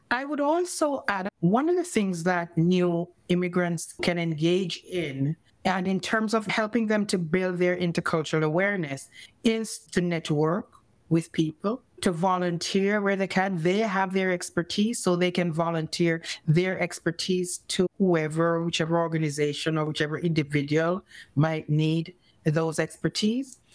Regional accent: Jamaica; first language English; moved away as an adult; now in Canada; I grew up in Jamaica where we use fork and knife and stuff.

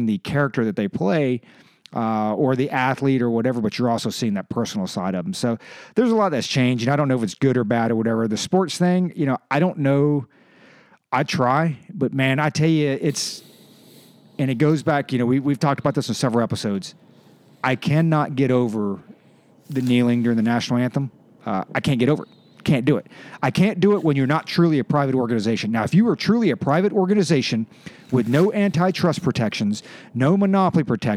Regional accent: the South, Virginia, United States; I grew up in the South and that's what we did. Like every 2 weeks they would come to the Richmond Coliseum and my dad would take me

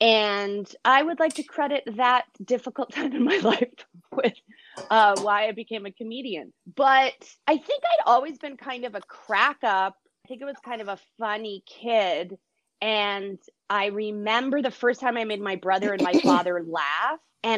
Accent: Brazil; born there; I was born in Brazil, and I lived in a bunch of different countries.

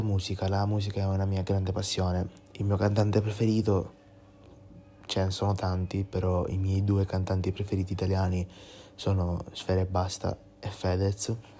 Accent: Ispica, Sicily, Italy; vengo da Ispica, che è un piccolo paesino della Sicilia

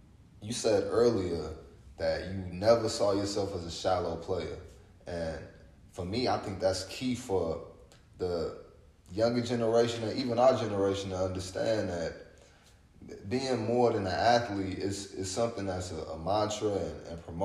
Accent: St. Louis, Missouri, United States; moved away as an adult; also born or lived in Montreal, Canada; I grew up in St. Louis

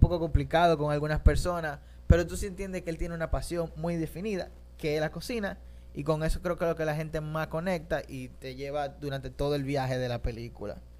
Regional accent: Dominican Republic; yo mismo soy dominicano

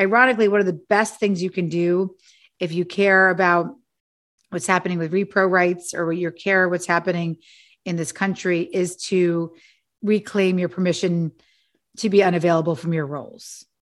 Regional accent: New York City, New York, United States; I'm also a latchkey kid from Manhattan. I grew up, uh, on Avenue C and fourteenth Street with a single mother

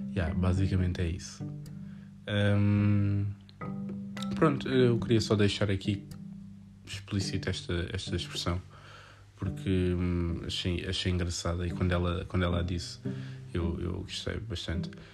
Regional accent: Portugal

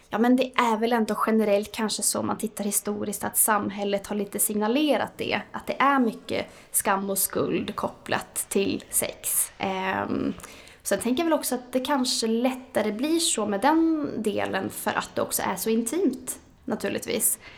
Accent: Norway; now in Sweden; Eh, men jag tycker väl ändå att Sverige, då, jag är ursprungligen från Norge

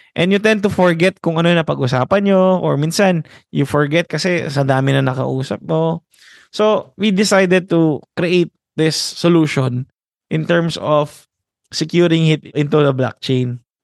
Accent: Philippines; our morale as a Filipino

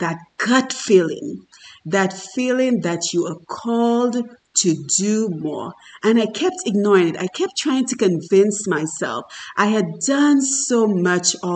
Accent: Dominica; moved away as an adult; I am from Dominica in the Caribbean, and I worked very hard as the daughter of an alcoholic father

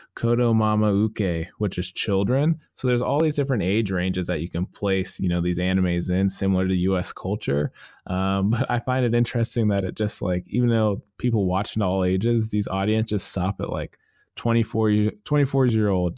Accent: United States; being an American

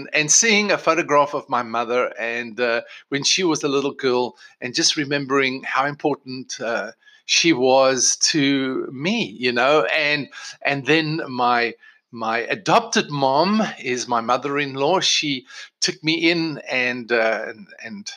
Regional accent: South Africa; moved away as an adult; also born or lived in England; now in United States; Michelle and I were both born in South Africa, born and bred in South Africa.

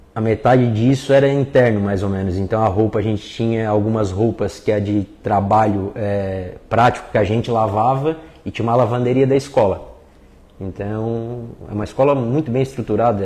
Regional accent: Lauro Müller, Santa Catarina, Brazil; also born or lived in Criciúma; eu digo que sou natural de Lauro Miller, mas o nascimento foi em Criciúma

